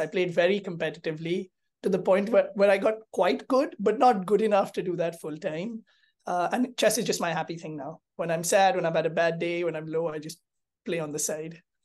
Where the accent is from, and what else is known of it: India